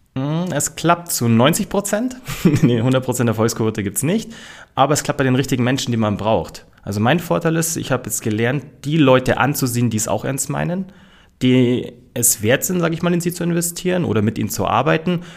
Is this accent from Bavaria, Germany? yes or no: yes; Munich, Bavaria, Germany; ich bin so mit meinem Stiefpapa bei so einem Urbayer aufgewachsen